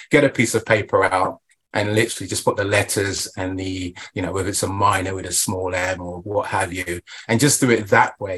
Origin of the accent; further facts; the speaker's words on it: Portsmouth, South East England, United Kingdom; Oh, Southampton, yes, that's yeah, because right. I'm from Portsmouth.